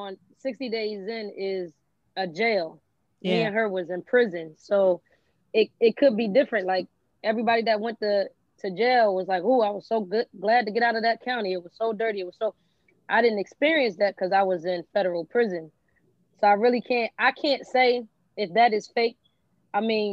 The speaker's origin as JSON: {"language": "English", "region": "New Jersey", "country": "United States", "said": "I'm from Jersey"}